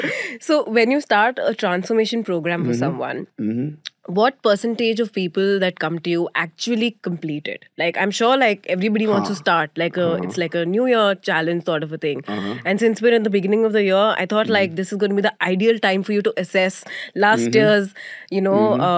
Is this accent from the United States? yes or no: no; Delhi, India; I'm from Delhi and I'm not